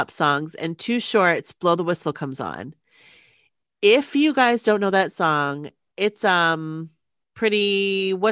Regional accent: Los Angeles, California, United States; I'm from Los Angeles too, but LA County is 4,000 miles wide and full of 10 million people with so many suburbs

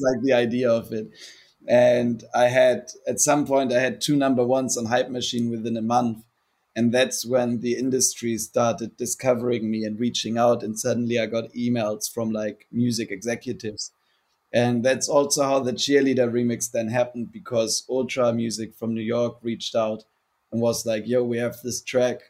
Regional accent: Germany; also born or lived in Hamburg, Germany; born in Hamburg, which is like of course a big city, like 1.8 million people or something like that. Mm-hmm. And then we moved out there when I was 10 years old, and that's where I grew up.

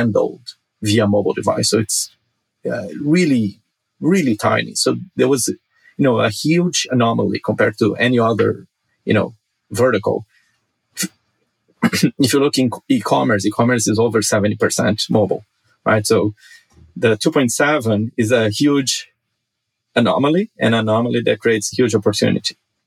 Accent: Brazil; now in Los Angeles, United States; I grew up in Brazil, a very poor country.

